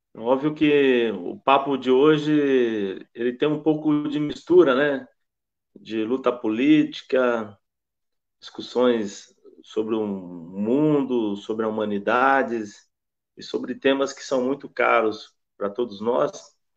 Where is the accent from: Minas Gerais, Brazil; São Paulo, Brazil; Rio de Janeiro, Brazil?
São Paulo, Brazil; Campinas; nasci na Vila Jorgina em Campinas